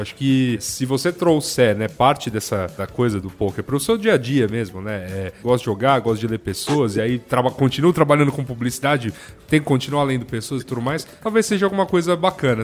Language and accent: Portuguese; São Paulo, Brazil; eu sou aqui de São Paulo